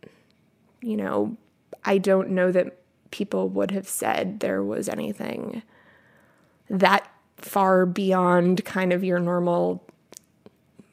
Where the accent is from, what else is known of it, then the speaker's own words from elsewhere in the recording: Midwest, United States; I grew up in the Midwest